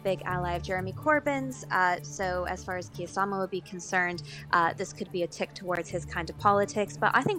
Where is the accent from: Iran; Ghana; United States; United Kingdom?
United States; moved away; I'm originally from the States